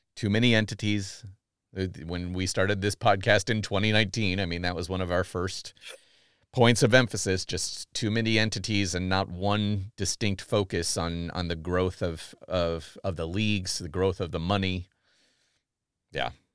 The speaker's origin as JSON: {"language": "English", "country": "United States", "said": "I'm bummed as an American"}